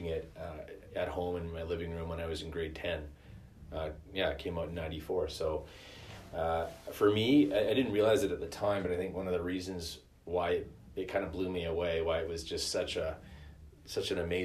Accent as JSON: {"language": "English", "country": "Canada", "said": "us as, like, Canadian viewers"}